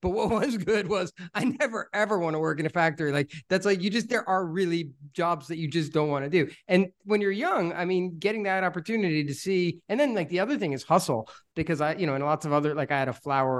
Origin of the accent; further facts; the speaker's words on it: New Jersey, United States; I grew up in New Jersey, and I did also lots of jobs.